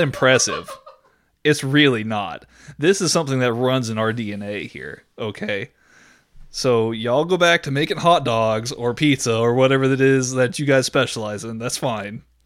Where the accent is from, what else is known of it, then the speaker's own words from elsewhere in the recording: Texas, United States; me as a Texan